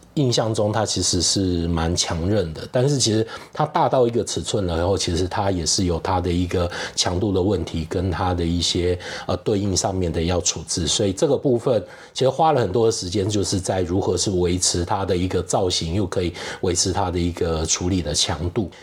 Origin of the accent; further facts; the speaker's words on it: Kaohsiung, Taiwan; moved away as an adult; now in Taipei, Taiwan; 因为我是高雄人， 好，那那时候也是毕业以后找工作的关系，然后就来到了台北，然后就一直住在台北